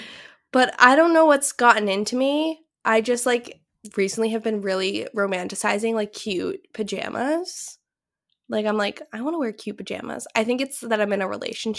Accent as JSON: {"language": "English", "town": "Londonderry", "region": "New Hampshire", "country": "United States", "tie": "born or raised there", "moved": "yes", "said": "my hometown is, um, this small town in southern New Hampshire that's, like, known for their apples."}